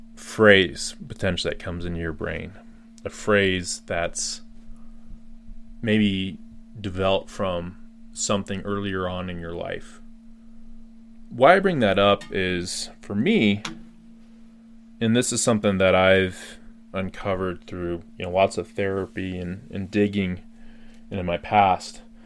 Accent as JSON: {"language": "English", "region": "Colorado", "country": "United States", "said": "I just got back to my home state of Colorado in the U.S."}